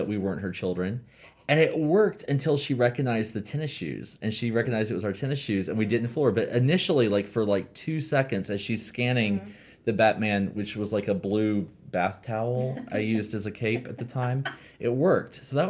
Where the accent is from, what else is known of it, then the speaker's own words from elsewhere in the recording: North Carolina, United States; moved away as an adult; now in San Francisco, United States; I am from North Carolina.